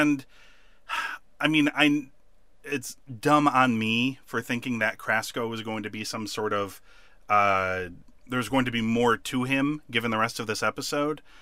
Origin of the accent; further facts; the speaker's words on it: United States; as an American